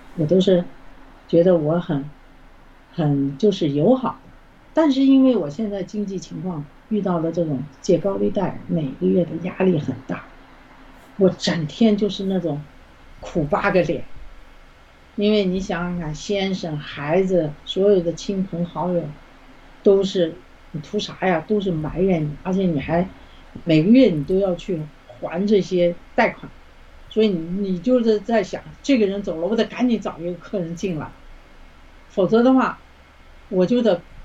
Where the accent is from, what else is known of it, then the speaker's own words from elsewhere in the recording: China; moved away as an adult; now in Canada; 因为咱们从小在中共的这个这种邪恶的体制下，无神论的这种这种恶魔的统治下，从来不相信会有